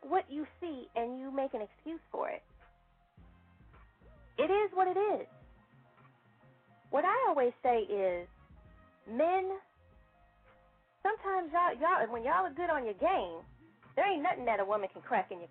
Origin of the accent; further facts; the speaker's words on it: Chicago, Illinois, United States; moved away; I'm from Chicago originally